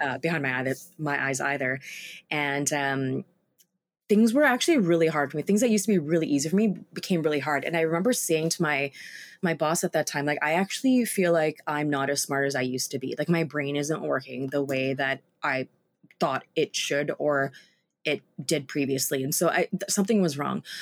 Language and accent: English; Vancouver, British Columbia, Canada; was based in Vancouver, my hometown